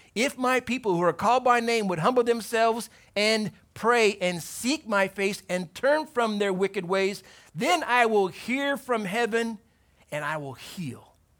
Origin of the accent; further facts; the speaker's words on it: Torrance, California, United States; Born in Torrance, went to high school in Torrance